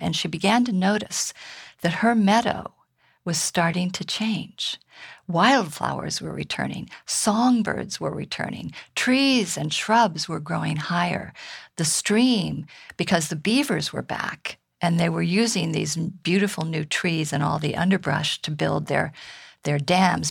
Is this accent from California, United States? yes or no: yes; High Sierra, California, United States; I grew up in the High Sierra here in California